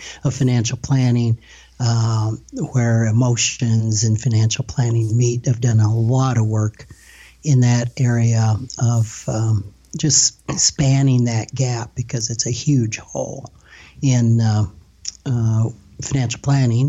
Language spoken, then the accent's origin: English; Rapid City, South Dakota, United States; I've born and raised in Rapid City, South Dakota